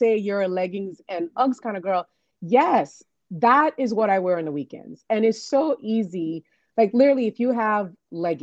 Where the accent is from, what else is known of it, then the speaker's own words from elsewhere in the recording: Nigeria; moved away as an adult; also born or lived in New York, United States; now in DC, Maryland, Virginia area, United States; I'm originally from Nigeria